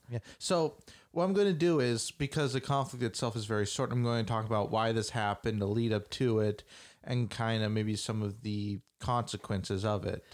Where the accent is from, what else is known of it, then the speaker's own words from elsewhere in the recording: United States; we're American